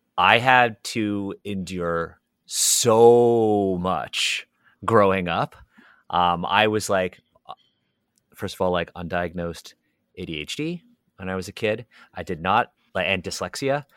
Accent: Toronto, Ontario, Canada; I was born and raised in Toronto

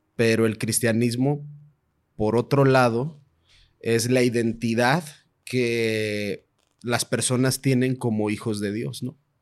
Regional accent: Mexico; Como mexicanos

